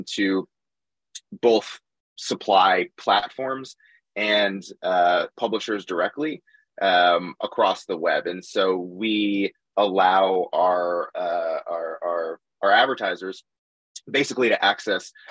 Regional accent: Boston, Massachusetts, United States; moved away as an adult; now in New York, United States; I grew up in Boston, so I'm a big Boston sports fan still

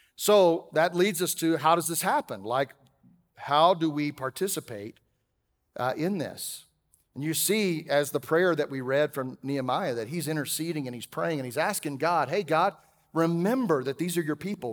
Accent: Texas, United States; I'm a Texan raised by a couple of teenagers

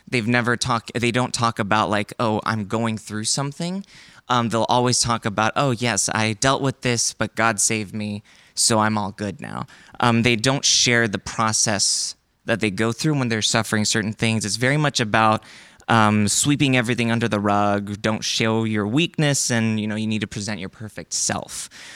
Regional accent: China; also born or lived in United States; So I'm Korean. I was born in America. I grew up in China. And I don't really quite fit into any of those.

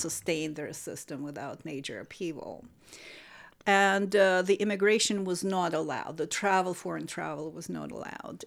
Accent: Saint Petersburg, Russia; moved away as an adult; now in United States; I am from Saint Petersburg, Russia

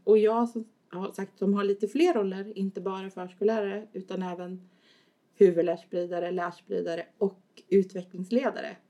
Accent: Askersund, Örebro County, Sweden; now in Örebro, Sweden; Jag kommer från Askersund från början

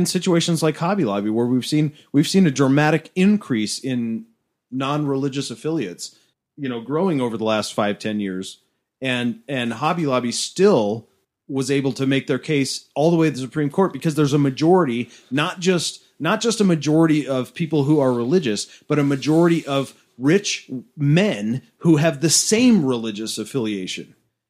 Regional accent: Ireland; I'm just Irish, Matt.

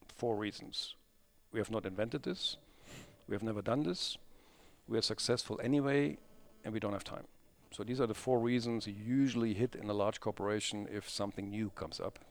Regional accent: Krefeld, North Rhine-Westphalia, Germany; Crayfield is actually my hometown

